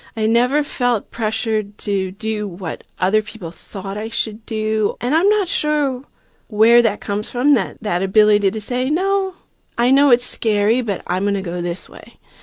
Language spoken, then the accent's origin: English; Long Island, New York, United States; moved away as an adult; now in Berkeley, United States; I grew up on Long Island in New York